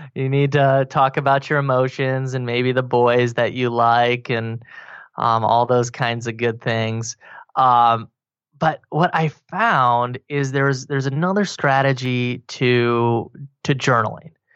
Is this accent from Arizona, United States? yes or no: no; Wyoming, United States; also born or lived in Colorado; now in Austin, United States; I grew up in Wyoming, and then I moved to Colorado